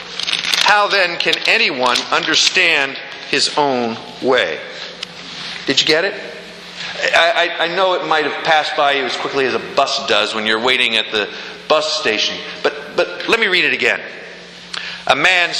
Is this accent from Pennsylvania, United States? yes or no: yes; Pennsylvania, United States; I'm from Pennsylvania